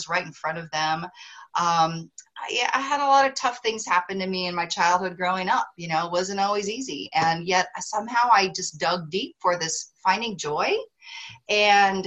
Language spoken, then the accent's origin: English; Missoula, Montana, United States; moved away as an adult; also born or lived in Austin, Texas; I grew up in Missoula, Montana, had barely left my region, you know, of the country